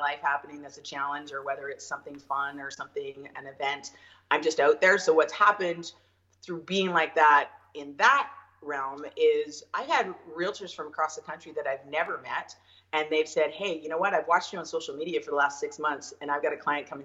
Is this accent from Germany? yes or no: no; Ontario, Canada; now in Okanagan, Canada; I am originally from Ontario